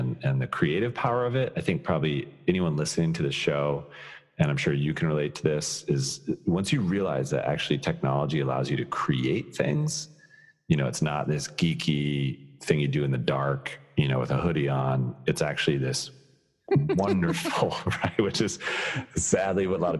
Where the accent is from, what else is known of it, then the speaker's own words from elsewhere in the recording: Colorado, United States; I'm born and raised in Colorado